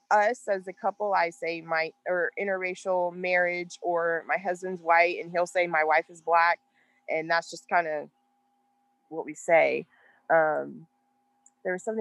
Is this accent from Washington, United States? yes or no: no; Texas, United States; I'm literally just from Texas